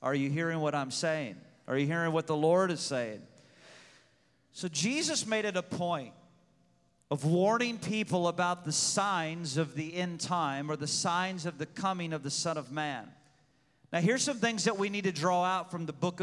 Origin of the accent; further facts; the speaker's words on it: Pekin, Illinois, United States; I was born in Pekin, Illinois